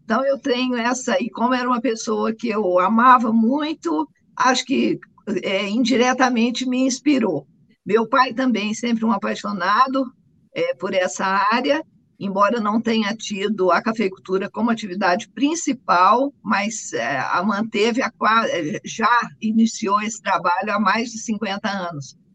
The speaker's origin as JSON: {"language": "Portuguese", "town": "Guaxupé", "region": "Minas Gerais", "country": "Brazil", "tie": "born or raised there", "also_born_or_lived": "Boa Esperança", "said": "sou mineira, nascida em Boa Esperança, criada em Guaxupé"}